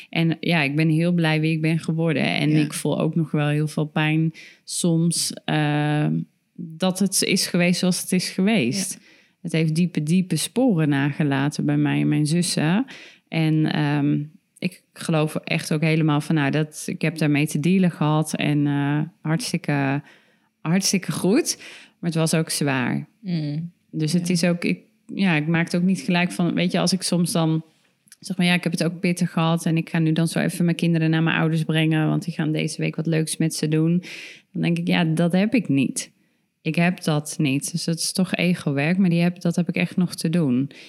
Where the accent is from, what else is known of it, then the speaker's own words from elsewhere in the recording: Tilburg, North Brabant, Netherlands; we kwamen gewoon uit Tilburg.